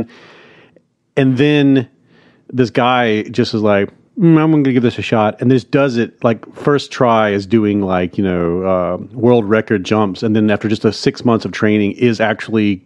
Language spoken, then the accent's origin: English; Hattiesburg, Mississippi, United States; my hometown, Hattiesburg, Mississippi